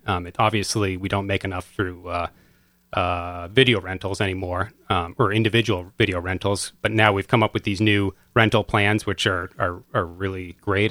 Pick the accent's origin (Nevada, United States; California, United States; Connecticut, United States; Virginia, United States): Connecticut, United States; Madison; I grew up in Madison